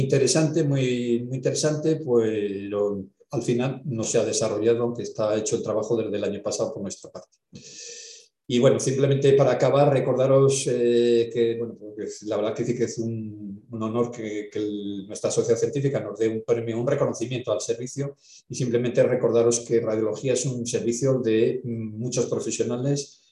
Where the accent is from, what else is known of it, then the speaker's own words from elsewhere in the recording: Valladolid, Castile and León, Spain; yo soy de Valladolid